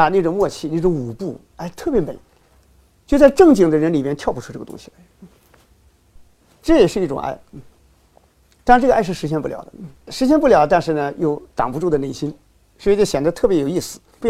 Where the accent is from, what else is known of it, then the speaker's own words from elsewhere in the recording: China; 从我们中国人来说，我们是个道德社会，我们总是想政治正确、道德正确，方方面面都正确。